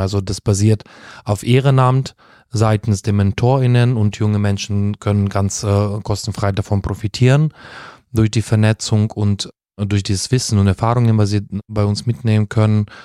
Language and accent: German; Uzhhorod, Zakarpattia Oblast, Ukraine; first language Russian; German is a second language; moved away as an adult; also born or lived in Heidelberg, Germany / Kyiv, Ukraine / Italy; now in Germany; in der Ukraine meine Heimatstadt, Uschgorod